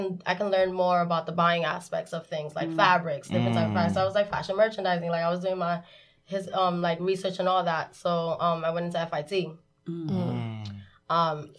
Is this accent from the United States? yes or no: yes; New York City, New York, United States; I grew up in Marcy Projects.